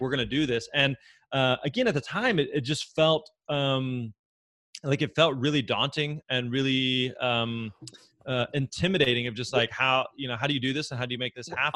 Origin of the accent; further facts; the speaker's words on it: Springfield, Missouri, United States; moved away as an adult; now in Nashville, United States; I grew up in uh, in Southwest Missouri, in Springfield, Missouri, and so born and raised there